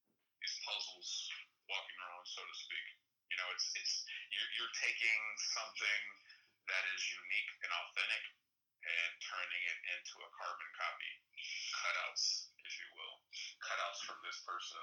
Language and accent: English; the South, United States; also born or lived in Miami, United States; now in Los Angeles, United States; I grew up in the South as well